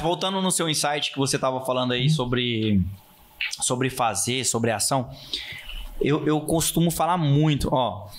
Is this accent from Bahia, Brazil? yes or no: no; Rondonópolis, Mato Grosso, Brazil; eu sou nascido em Rondonópolis, sou filho desse Rio Vermelho